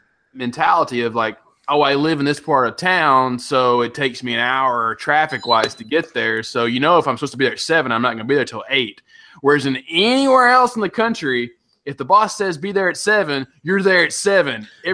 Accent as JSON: {"language": "English", "town": "San Diego", "region": "California", "country": "United States", "said": "It's like, dude, man, we're from San Diego, man."}